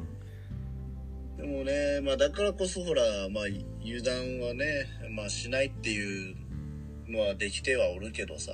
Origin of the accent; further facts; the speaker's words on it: Kumamoto, Japan; うちの実家もはマンションだったけど